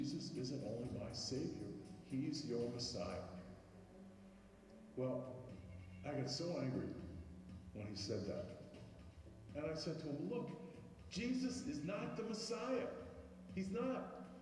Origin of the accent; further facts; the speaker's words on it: New York, United States; I grew up in Brooklyn, New York, in a neighborhood called Bensonhurst